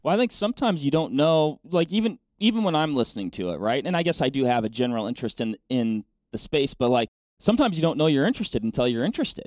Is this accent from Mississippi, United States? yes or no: no; Washington, United States; moved away; my home state is Washington